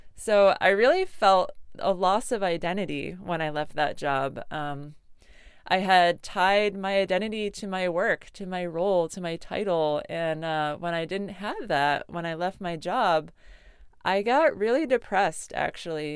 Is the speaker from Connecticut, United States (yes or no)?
yes; Connecticut, United States; I grew up in Connecticut